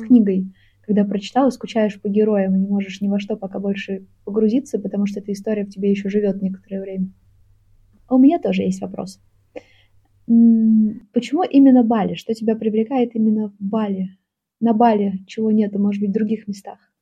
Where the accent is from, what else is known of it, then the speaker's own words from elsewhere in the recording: Saint Petersburg, Russia; Я родилась в Питере